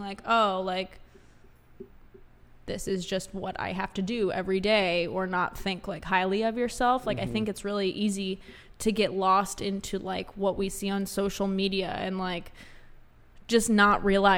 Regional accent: Florida, United States; growing up in Florida

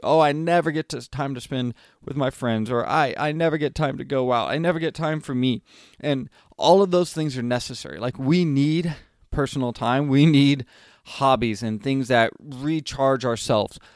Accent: California, United States; I grew up in California

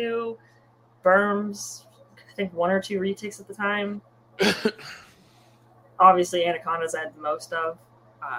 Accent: California, United States; I'm from California

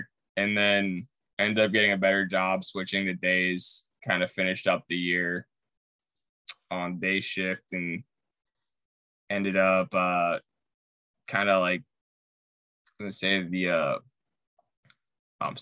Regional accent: Pittsburgh, Pennsylvania, United States; moved away as an adult; now in Indianapolis, United States; I grew up in Pittsburgh

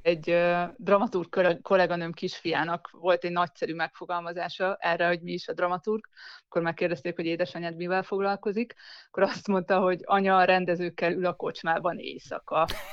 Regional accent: Szeged, Csongrád-Csanád, Hungary; also born or lived in Zugló, Budapest; now in Budapest, Hungary; nem, nem itt születtem, én Szegedről származom

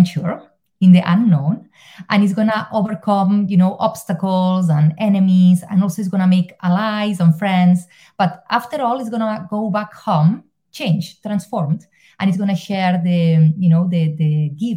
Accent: Spain; moved away as an adult; now in Ireland; I'm originally from Spain, but I live in Ireland because of a promotion

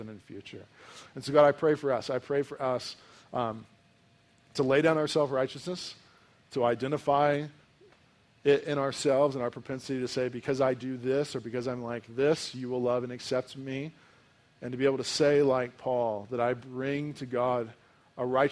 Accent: United States; as an American

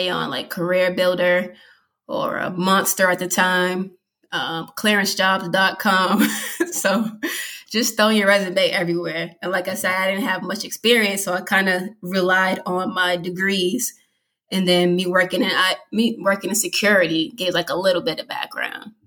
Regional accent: Massachusetts, United States; moved away as an adult; now in Virginia, United States; I'm originally from Massachusetts. I moved down here to Virginia 5 years ago

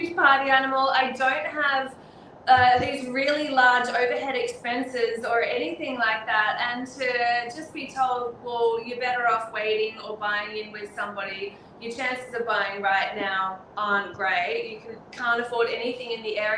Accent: Sydney, New South Wales, Australia; I'm born and raised in the Northern Beaches, and I would love to buy something in the area that I've grown up

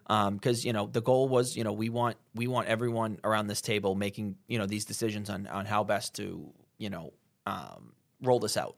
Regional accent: Methuen, Massachusetts, United States; also born or lived in Haverhill, Massachusetts; growing up in Methuen and Haverhill

